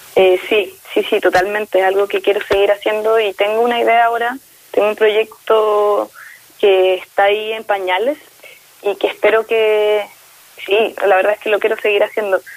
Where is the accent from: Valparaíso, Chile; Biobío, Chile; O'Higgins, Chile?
Biobío, Chile; Concepción; now in Santiago, Chile; Nosotros somos de allá de Concepción, si bien yo ahora vivo en Santiago